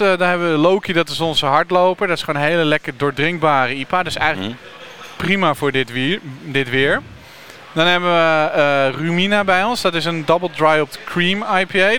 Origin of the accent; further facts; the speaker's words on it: Utrecht, Netherlands; Want ik kom zelf uit Utrecht